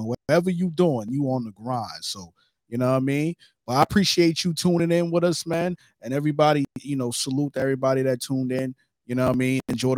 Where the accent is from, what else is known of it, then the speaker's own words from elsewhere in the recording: New York City, New York, United States; I'm from Brooklyn, New York. You know, that's where I was born and raised